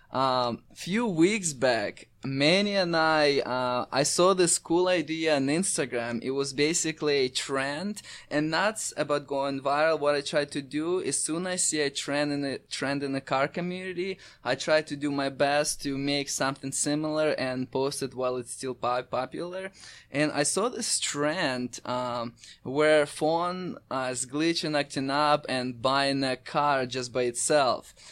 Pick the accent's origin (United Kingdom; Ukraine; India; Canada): Ukraine; Crimea; also born or lived in Raleigh, North Carolina; now in United States; I'm originally from Ukraine, Crimea, which is used to be part of Ukraine, now it's part of Russia. I, I moved to U S A about eight years ago.